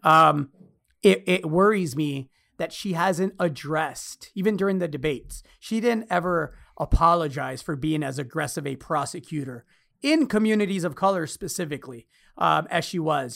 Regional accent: United States; me as an American

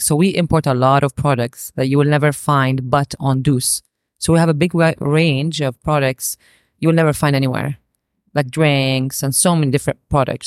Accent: Saudi Arabia; growing up in Saudi

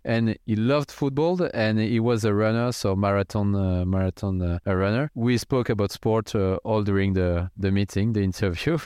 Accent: near Strasbourg, Grand Est, France; I grew up in France, in the countryside, near a city called Strasbourg.

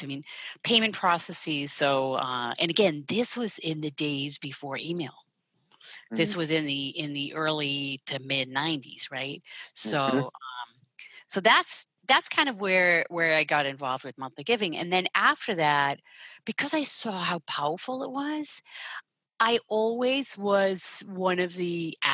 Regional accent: Netherlands; moved away; I'm Dutch. So I was born and raised there

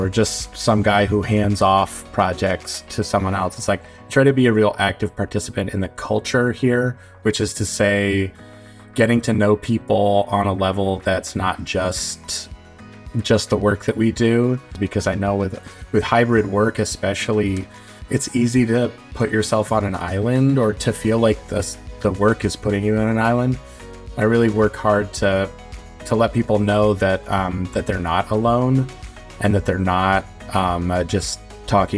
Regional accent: Boston, Massachusetts, United States; moved away as an adult; now in Portland, United States; I'm from the Boston area, and I love it here

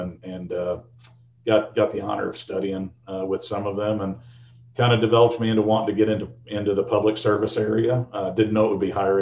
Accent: Fort Worth, Texas, United States; moved away as an adult; also born or lived in Norman, Oklahoma; I'm a kid from Fort Worth, Texas. went to high school there, and we moved around a little bit when I was a kid.

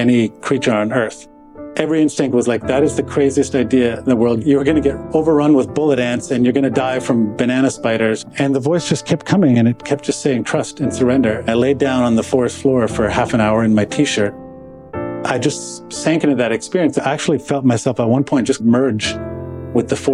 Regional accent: Toronto, Ontario, Canada; So I was born in Toronto, Canada, child of two recent immigrants from Croatia, or Yugoslavia, as it was called back then

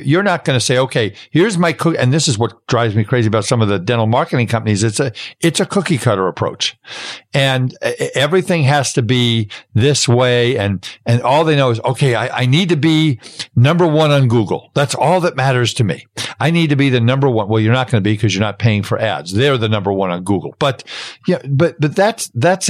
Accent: New York City, New York, United States; I grew up in Brooklyn.

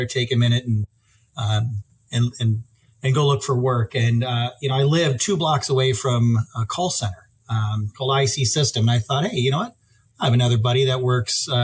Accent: Sioux Falls, South Dakota, United States; moved away as an adult; now in Fargo, United States; I'm originally from the Sioux Falls area

